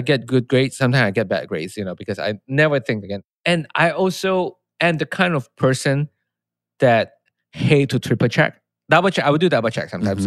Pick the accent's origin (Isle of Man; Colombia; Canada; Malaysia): Malaysia; moved away; I'm from Malaysia